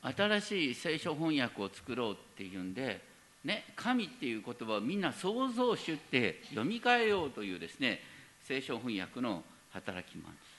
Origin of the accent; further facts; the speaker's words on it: Hokkaido, Japan; now in Tokyo, Japan; 僕は北海道出身だからさ